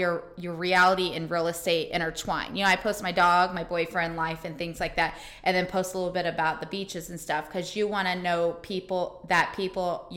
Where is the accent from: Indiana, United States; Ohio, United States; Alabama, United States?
Indiana, United States; Indianapolis; moved away as an adult; now in Tampa, United States; I'm originally from Indianapolis, Indiana. I came down here in 2013